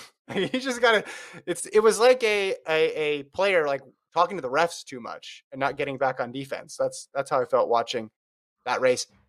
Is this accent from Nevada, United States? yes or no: yes; Las Vegas, Nevada, United States; moved away as an adult; also born or lived in Oregon; I grew up in Las Vegas